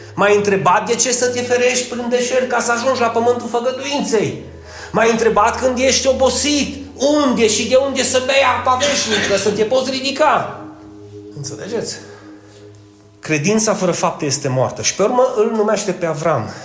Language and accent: Romanian; Romania; noi, ca români